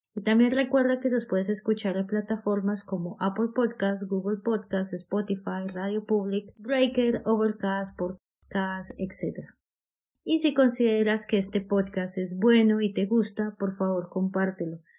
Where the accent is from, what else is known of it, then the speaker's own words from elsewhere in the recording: Colombia; moved away as an adult; now in Australia; siendo colombiana, llevo siete años viviendo en Australia